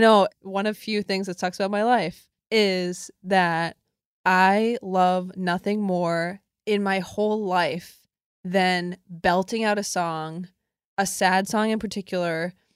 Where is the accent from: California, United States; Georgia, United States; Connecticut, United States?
Connecticut, United States; I grew up in Connecticut